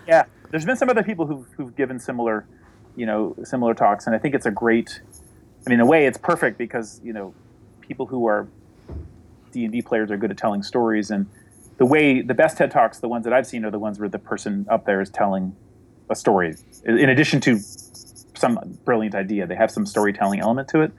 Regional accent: New Hampshire, United States; the town I grew up in in New Hampshire

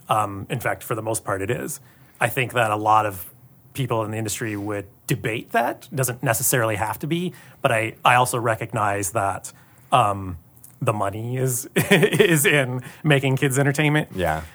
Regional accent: Tacoma, Washington, United States; now in Los Angeles, United States; I grew up in Tacoma, not far from here, playing D and D, and then I moved

